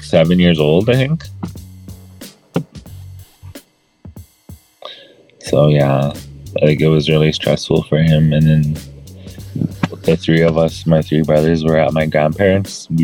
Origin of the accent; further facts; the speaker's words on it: Peguis First Nation, Manitoba, Canada; I'm from Pegwis First Nation, Manitoba, Canada